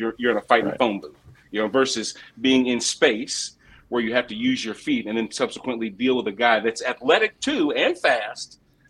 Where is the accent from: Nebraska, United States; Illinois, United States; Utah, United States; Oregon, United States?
Illinois, United States; Moline; also born or lived in Champaign, Illinois; I'm from Moline, and I also went to school in Illinois. Champaign.